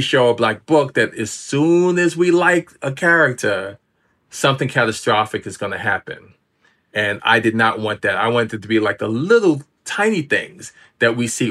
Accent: New York City, New York, United States; also born or lived in Harlem, New York City; now in Norwalk, United States; I was born in Harlem, grew up in the Washington Heights section of New York City

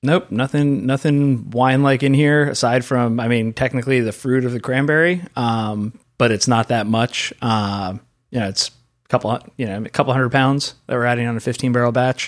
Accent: Pennsylvania, United States; I grew up in Pennsylvania, so Rolling Rock was our local beer

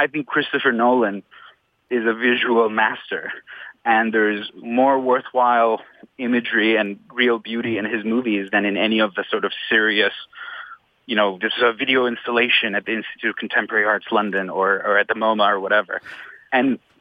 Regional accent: Iran; moved away; Muslim born, Shiite born in Iran, because I was born and raised in Iran

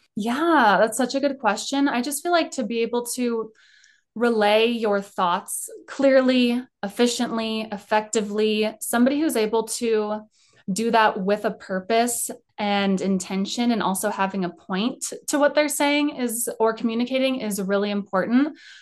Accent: Colorado, United States; I grew up in Colorado.

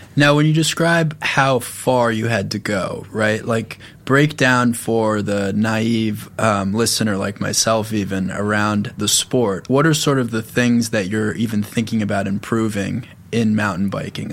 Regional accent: Long Island, New York, United States; I grew up in a neighborhood that was really good at lacrosse because I grew up on Long Island

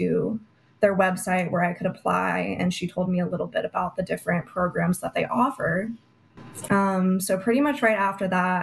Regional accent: Prescott, Arizona, United States; Republican Women of Prescott in my hometown

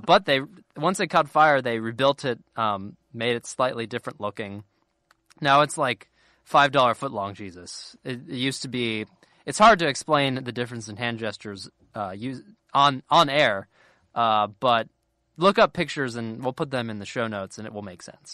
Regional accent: a town a little north of Cincinnati, Ohio, United States; moved away; I'm not technically from Cincinnati. I'm from a, little, a town a little north of it

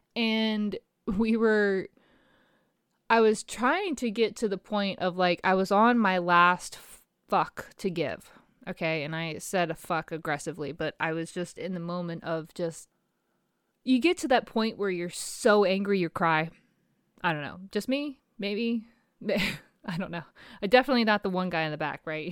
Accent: Virginia, United States; my hometown, Pecos, Virginia

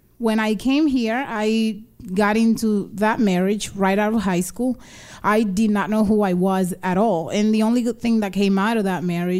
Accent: Dominican Republic; born there; I was born in the Dominican Republic and I lived between the two countries here and there.

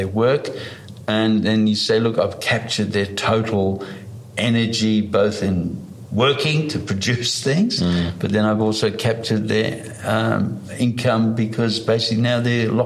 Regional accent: Blue Mountains, Sydney, New South Wales, Australia; also born or lived in East Germany; We basically left Germany, Eastern Germany, and came to Australia. And basically, we were living in the Blue Mountains in Sydney. I grew up in, and basically, I just then grew up in the bush

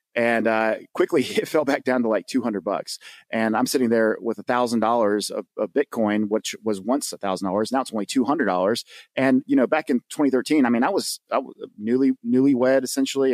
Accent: the South, United States; I'm from the South, and we don't just have boats, we have what we call John boats

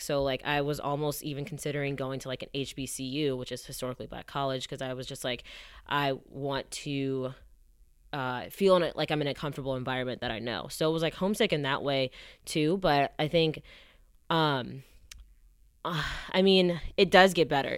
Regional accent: Atlanta, Georgia, United States; moved away as an adult; also born or lived in Ann Arbor, Michigan / New York / Los Angeles; I'm from Atlanta

